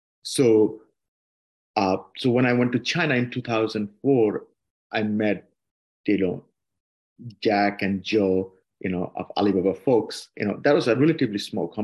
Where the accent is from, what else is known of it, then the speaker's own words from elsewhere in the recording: Dhaka, Dhaka Division, Bangladesh; moved away as an adult; also born or lived in Barisal, Bangladesh; now in United States; Yeah, I grew up in Dhaka. I was born in Borishal. Grew up in Dhaka basically most of my life, you know, like starting 6 months old